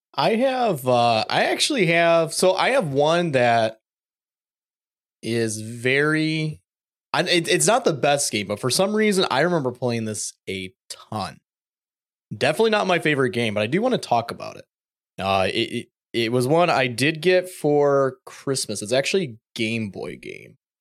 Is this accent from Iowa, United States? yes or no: no; Michigan, United States; Growing up in Michigan, you know, eastern side of the state